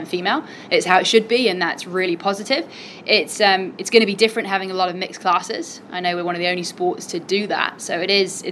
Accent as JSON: {"language": "English", "area": "Cornwall", "region": "South West England", "country": "United Kingdom", "tie": "born or raised there", "said": "I grew up in Cornwall"}